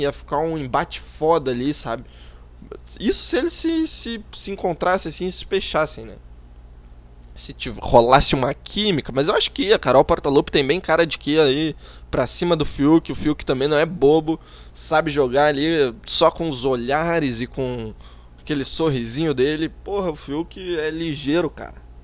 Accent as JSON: {"language": "Portuguese", "region": "South Region", "country": "Brazil", "accent": "southern (sotaque do sul)", "said": "Eu falo um pouco com sotaque do sul"}